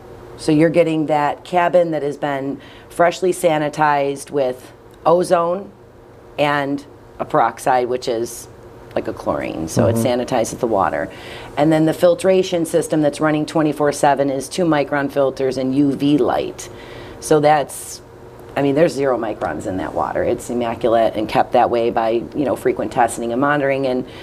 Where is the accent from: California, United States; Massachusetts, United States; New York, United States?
New York, United States; Buffalo; born or raised there